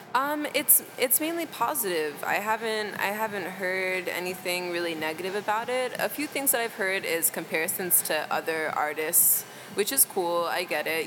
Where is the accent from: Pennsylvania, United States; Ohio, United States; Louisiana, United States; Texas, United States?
Texas, United States; now in Chicago, United States; I'm from Texas originally